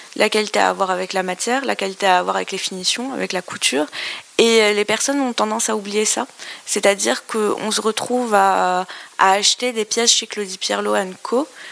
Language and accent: French; Algeria; moved away; je viens d'Algérie